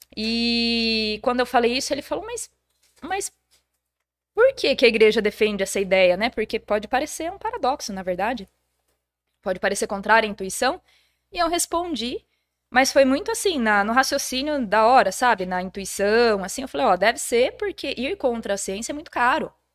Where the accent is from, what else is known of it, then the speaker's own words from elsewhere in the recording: Jundiaí, São Paulo, Brazil; sou daqui de Jundiaí mesmo